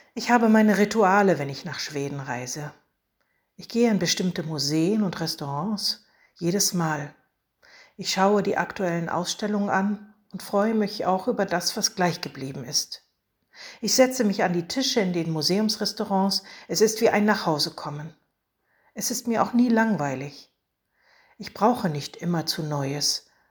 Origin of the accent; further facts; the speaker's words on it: Germany; an die Oder, von dort stamme ich nämlich